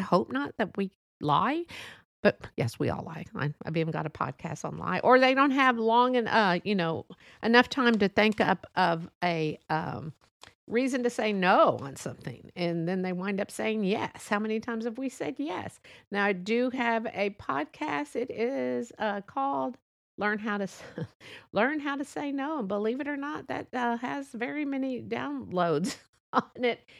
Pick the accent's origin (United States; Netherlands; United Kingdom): United States; I love being an American, a Mexican American